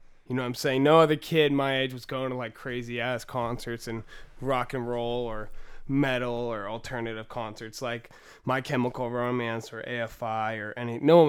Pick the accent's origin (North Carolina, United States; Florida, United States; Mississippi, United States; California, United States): California, United States; Chico; Yeah, but like, it's funny that rap is like a big culture, but like, in Chico, there's also like definitely another scene.